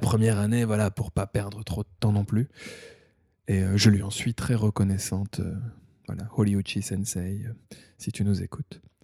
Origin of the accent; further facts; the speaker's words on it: Thionville, Grand Est, France; moved away as an adult; also born or lived in Metz / Paris / Liverpool; now in Tokyo, Japan; je viens de Lorraine, de Moselle, Thionville